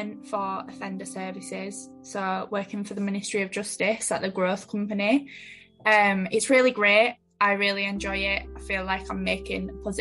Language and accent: English; Leeds, Yorkshire and the Humber, United Kingdom; also born or lived in Sheffield; I'm from Leeds and I actually got into Sheffield through clearing